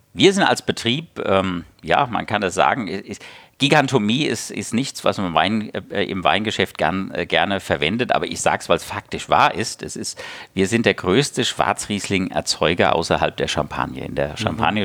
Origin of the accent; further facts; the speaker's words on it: Hesse, Germany; moved away; also born or lived in Lauffen am Neckar, Baden-Württemberg; ich bin Hesse von Geburt